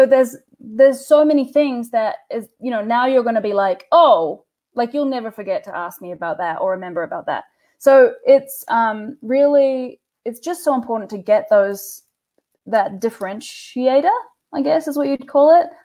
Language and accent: English; New Zealand; I'm a lesbian from New Zealand